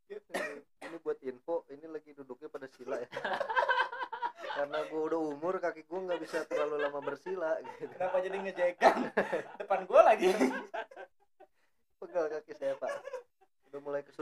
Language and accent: Indonesian; Bogor, West Java, Indonesia; saya juga orang Bogor sebenarnya